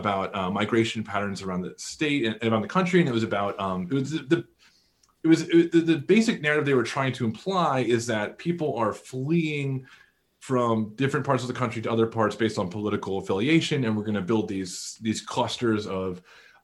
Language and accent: English; Northeast, United States; I grew up in the Northeast, relatively liberal world